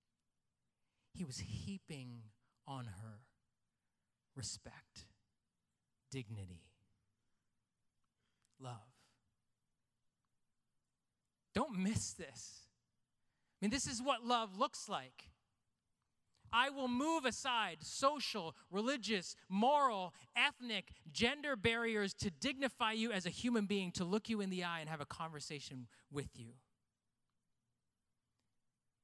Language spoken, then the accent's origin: English; Canada; I was born in Canada. I'm white underneath.